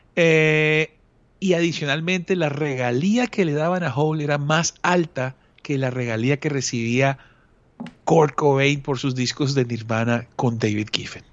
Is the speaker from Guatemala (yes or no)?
no; Colombia; uno desde Colombia